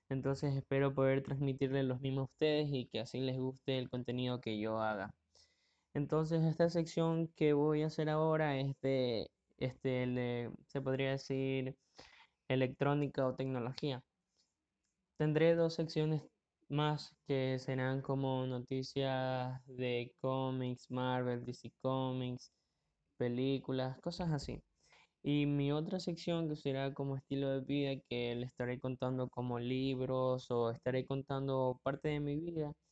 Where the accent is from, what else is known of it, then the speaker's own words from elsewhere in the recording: Ecuador; Tengo 17 años y soy de Ecuador. Y bueno, aquí en Ecuador el podcast no es muy conocido